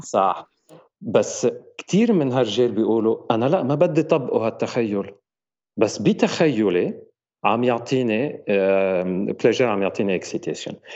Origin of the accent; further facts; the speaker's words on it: Lebanon; now in France; انا آه، لبناني فرنسي وعايش بفرنسا